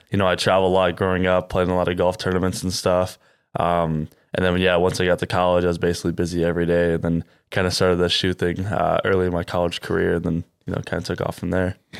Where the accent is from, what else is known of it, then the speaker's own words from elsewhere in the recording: Cedar Rapids, Iowa, United States; I'm from Cedar Rapids as well.